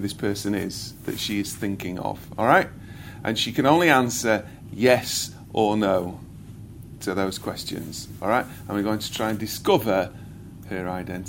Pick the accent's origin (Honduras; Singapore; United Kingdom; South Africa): United Kingdom; I am British, born here